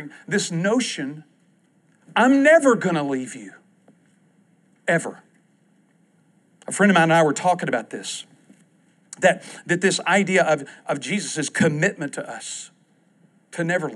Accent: East Texas, United States; I grew up in East Texas

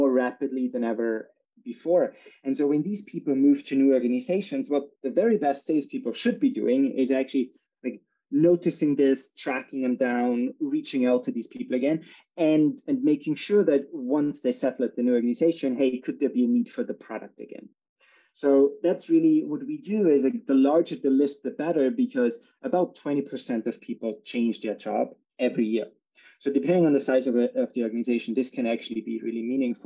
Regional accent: Salzburg, Austria; moved away as an adult; now in San Francisco, United States; I'm originally from Austria, born in Salzburg

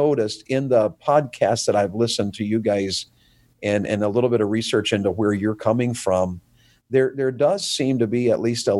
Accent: the South, United States; I'm Baptist. I thought for years I was Southern Baptist because I grew up in the South.

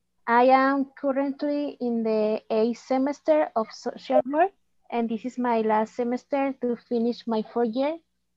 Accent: Colima, Mexico; English is a second language; also born or lived in Cofradía de Suchitlán; I was born in Colima, Mexico. And I live in Cofradía de Suchitlán with my parents, my twin sister, my brother, and his family. I am 23 years old.

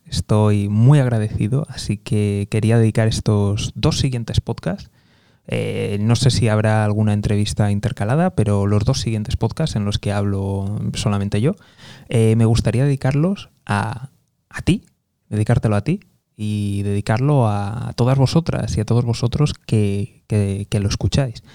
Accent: Spain; also born or lived in United States; soy español, estoy en España

